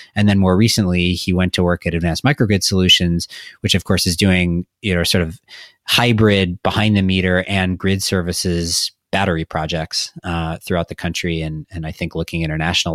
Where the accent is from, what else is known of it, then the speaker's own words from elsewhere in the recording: Madison, Wisconsin, United States; my hometown utility of Madison Gas and Electric from Madison, Wisconsin